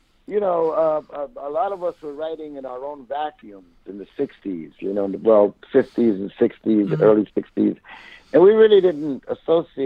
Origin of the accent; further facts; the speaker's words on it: New York City, New York, United States; I was conceived in Puerto Rico, okay. But I was born in New York City